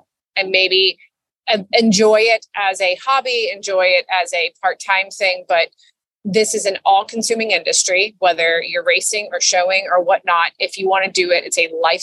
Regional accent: Florida, United States; also born or lived in New York; I'm born and raised in Florida

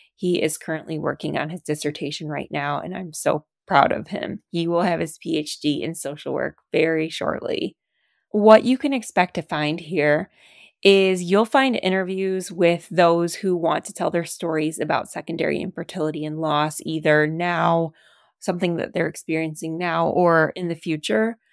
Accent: Detroit, Michigan, United States; moved away as an adult; now in Chicago, United States; We are from Michigan. Go Lions. And I'm from the Detroit area

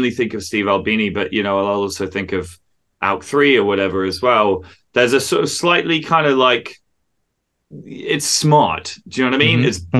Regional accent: England, United Kingdom; accent: English; as a true born Englishman

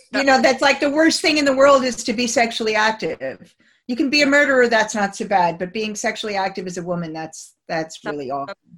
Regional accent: United States; moved away as an adult; now in United Kingdom; as an American coming to the, the UK um, 27 years ago

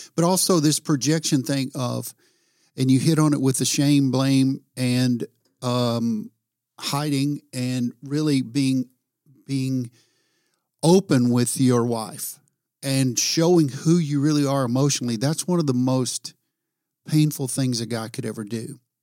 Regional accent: the South, United States; I'm from the South

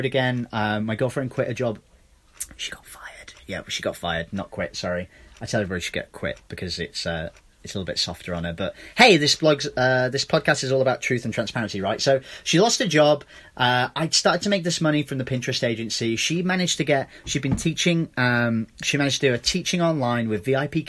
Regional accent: England, United Kingdom; moved away; I'm from England.

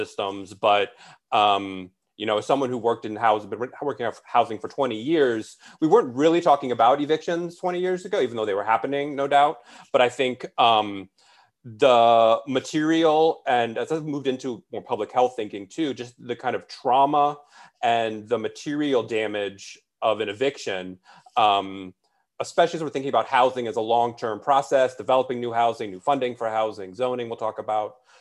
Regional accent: Alexandria, Virginia, United States; moved away as an adult; now in Richmond, United States; I'm from Alexandria. So I went to what was called T.C. Williams High School

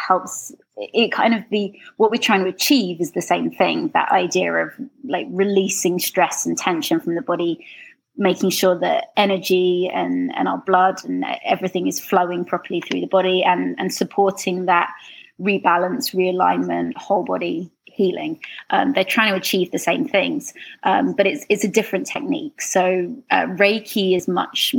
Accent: London, United Kingdom; moved away as an adult; now in Canada; If you can't tell from my accent, I'm from London, England.

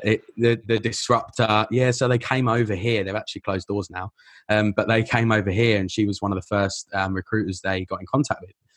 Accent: Essex, East of England, United Kingdom; moved away as an adult; also born or lived in London; now in Melbourne, Australia; I grew up in England, but no, I, I live here now. This is, this is home.

